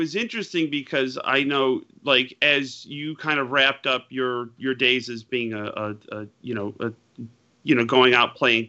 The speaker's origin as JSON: {"language": "English", "town": "Utica", "region": "New York", "country": "United States", "tie": "born or raised there", "moved": "yes", "said": "I'm proud to be from where I grew up, Yorkville or Utica, the Central New York area"}